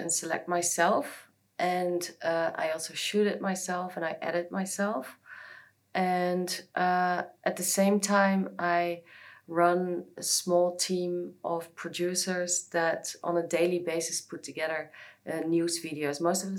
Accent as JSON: {"language": "English", "town": "The Hague", "region": "South Holland", "country": "Netherlands", "moved": "as an adult", "lives_now": "Hong Kong", "said": "I've been living in Hong Kong for just over 7 years. I'm from The Hague originally in the Netherlands"}